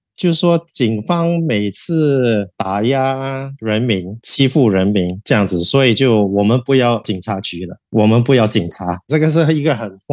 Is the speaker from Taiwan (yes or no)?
no; Singapore; 我也是在这边长大的，东南亚都是有变性人的，从小到大也有接触过几个，我们就很平等的对待你。